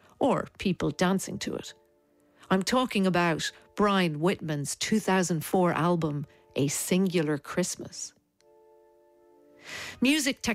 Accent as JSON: {"language": "English", "town": "Dublin", "region": "Leinster", "country": "Ireland", "tie": "born or raised there", "said": "Growing up in Dublin in the 1980s, you had your carols which you sang at school"}